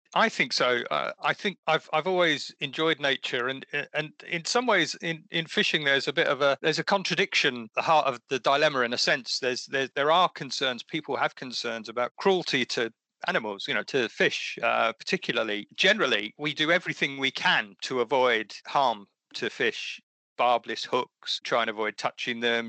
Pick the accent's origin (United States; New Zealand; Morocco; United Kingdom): United Kingdom; Essex, East of England; I used to fish in the sea as well near where I grew up in Essex